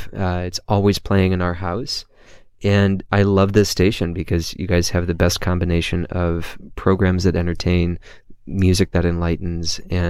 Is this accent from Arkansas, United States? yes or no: no; Toledo, Ohio, United States; I grew up in Toledo